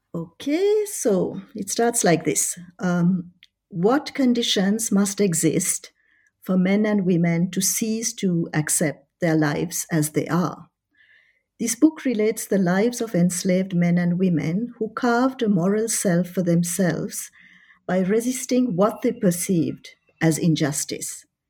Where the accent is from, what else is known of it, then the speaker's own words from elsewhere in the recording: Paris, Île-de-France, France; moved away as an adult; also born or lived in Colombo, Sri Lanka / Oxford, United Kingdom; I was I was born in Colombo during a holiday of my parents. Uh, by the time they had moved to to Paris. Uh, so I studied in Paris. Uh, I was there for 21 years